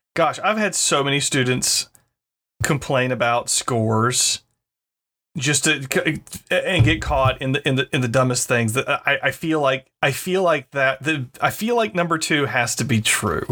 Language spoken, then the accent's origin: English; North Carolina, United States; moved away; growing up in North Carolina